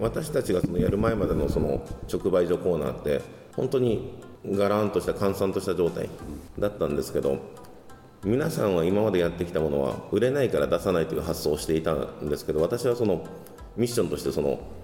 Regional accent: Tokyo, Japan; moved away as an adult; now in Okinawa, Japan; 東京出身

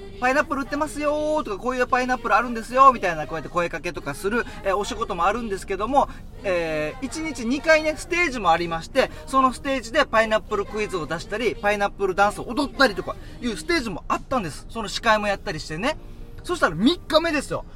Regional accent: Haebaru, Okinawa, Japan; ハエバル出身ですってすぐ言って

